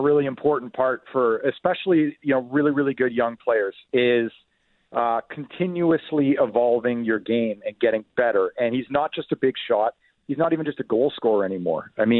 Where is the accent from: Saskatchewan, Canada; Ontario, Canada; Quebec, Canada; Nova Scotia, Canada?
Ontario, Canada; Ottawa; so I grew up in the Ottawa area. I have a lot of friends and family still there.